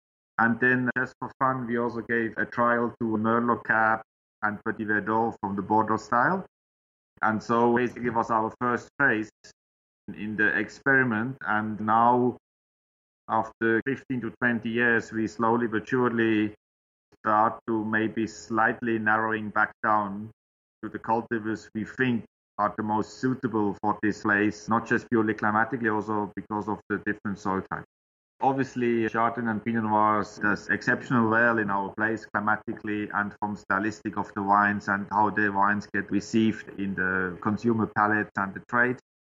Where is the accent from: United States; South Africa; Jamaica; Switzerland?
Switzerland; English is a second language; moved away as an adult; as you might know, in Switzerland, we have all a bit of Chasselas. But when I moved from Switzerland over here